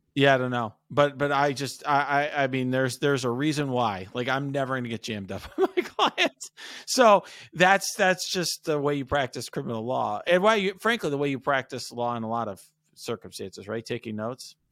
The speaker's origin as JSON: {"language": "English", "town": "Chicago", "region": "Illinois", "country": "United States", "tie": "born or raised there", "said": "I was born in Chicago"}